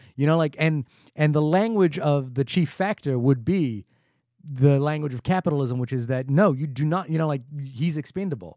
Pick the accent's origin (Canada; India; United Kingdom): India; I am Indian